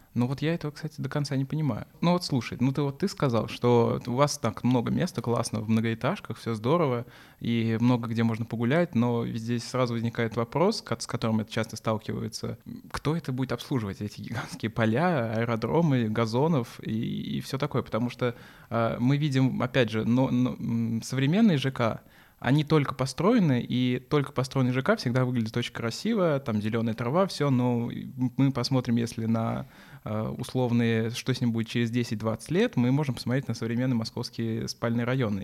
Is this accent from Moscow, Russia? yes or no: no; Samara, Samara Oblast, Russia; в Самаре той же, откуда я, э, ну, из, в которой, которую я безумно люблю, откуда я родом